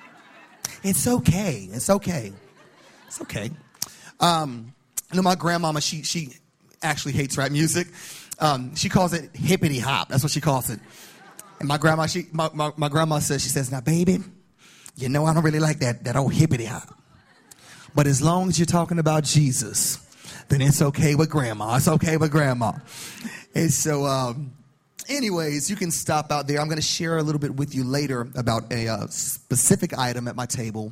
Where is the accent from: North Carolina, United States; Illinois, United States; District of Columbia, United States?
North Carolina, United States; also born or lived in Dallas, Texas; now in Lafayette, United States; I grew up in North Carolina, but I've been in Dallas for quite a while, and my family just relocated to Lafayette, Louisiana